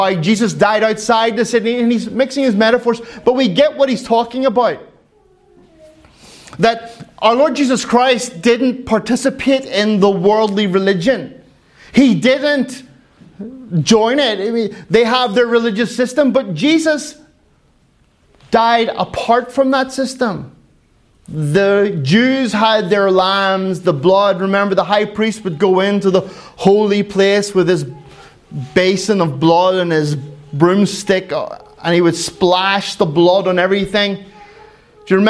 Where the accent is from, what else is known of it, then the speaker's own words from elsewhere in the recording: Ireland; I am Irish